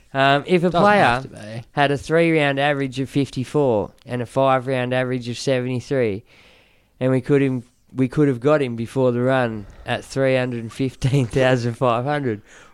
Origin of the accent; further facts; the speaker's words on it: Newcastle, New South Wales, Australia; I am from Newcastle